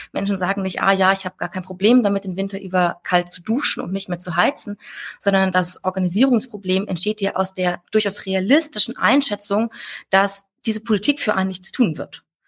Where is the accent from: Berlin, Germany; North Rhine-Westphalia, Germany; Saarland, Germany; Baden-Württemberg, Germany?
Saarland, Germany; ich komme ja aus dem Saarland. Ähm, schönstes Bundesland der Welt.